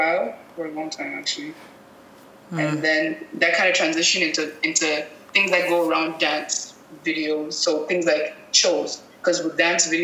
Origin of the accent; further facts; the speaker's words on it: Cameroon; moved away as an adult; also born or lived in Montreal, Canada; I'm originally from Cameroon, and I found that when I moved to Canada, to Montreal specifically